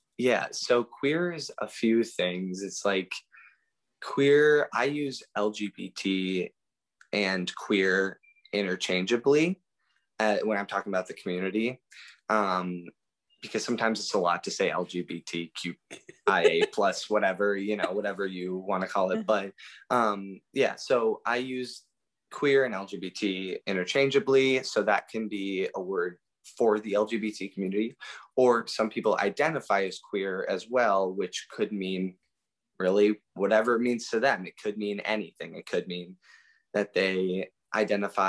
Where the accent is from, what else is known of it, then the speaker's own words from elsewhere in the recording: Minnetonka, Minnesota, United States; also born or lived in Pittsburgh, Pennsylvania; I grew up in Minnetonka, Minnesota.